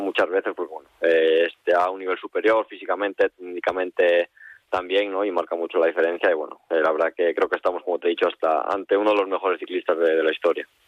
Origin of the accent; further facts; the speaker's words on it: Los Corrales de Buelna, Cantabria, Spain; mi pueblo, de aquí de Los Corrales